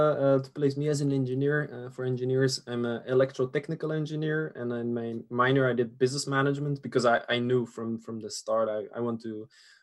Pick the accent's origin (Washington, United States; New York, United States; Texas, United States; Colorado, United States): New York, United States; born there; I was born in a little town upstate New York of Belgian parents. There's nothing American about me apart from